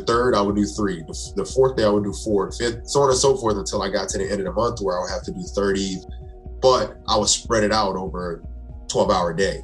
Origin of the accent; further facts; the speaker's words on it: South Carolina, United States; moved away as an adult; now in New Jersey, United States; I'm originally from South Carolina.